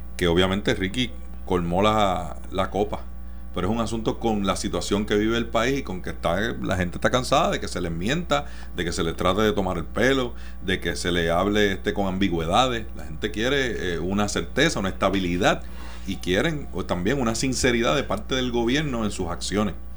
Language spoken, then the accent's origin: Spanish; Mayagüez, Puerto Rico; yo nací y me crié en Mayagüez, en el oeste